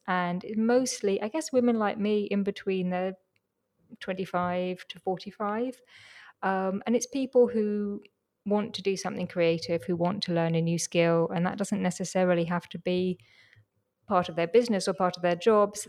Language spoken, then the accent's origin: English; London, United Kingdom; I grew up in London